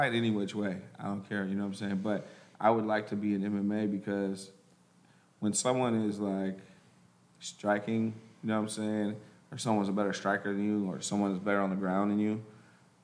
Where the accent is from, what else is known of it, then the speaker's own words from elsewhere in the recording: Humboldt County, California, United States; I'm from Humboldt County